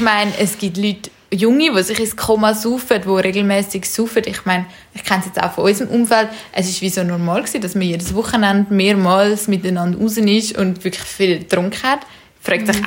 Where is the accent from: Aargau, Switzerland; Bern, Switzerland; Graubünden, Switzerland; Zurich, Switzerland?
Zurich, Switzerland; wir sind in Zürich aufgewachsen